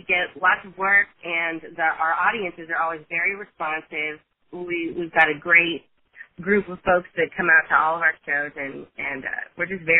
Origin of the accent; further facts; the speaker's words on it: Raytown, Missouri, United States; also born or lived in Wichita, Kansas; I was born in Wichita, Kansas. All right. I was raised in Kansas City. I was actually raised in Raytown.